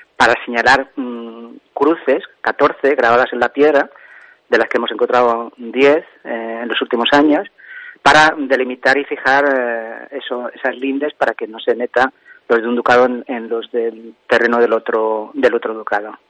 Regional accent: Santiago del Collado, Castile and León, Spain; Santiago de la Valle, el pueblo donde yo nací

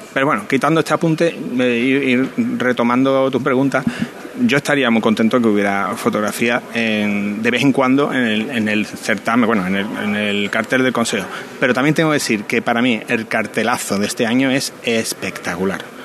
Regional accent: Alcalá de Guadaíra, Andalusia, Spain; now in Seville, Spain; mi hermano y yo nos criamos en Alcalá de Guadaira

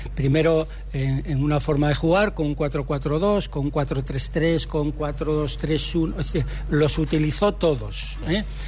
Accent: Gijón, Asturias, Spain; yo hace muchos años que, vivo en Gijón, desde que nací

